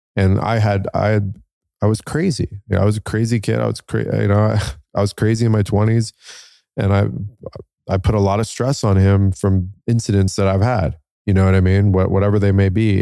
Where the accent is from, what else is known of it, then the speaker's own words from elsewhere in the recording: United States; I'm Iranian, um, but I'm born here as American. My dad immigrated here